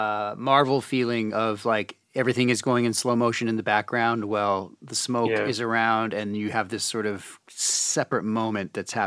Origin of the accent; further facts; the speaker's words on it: Canada; I'm Canada. I'm from Canada.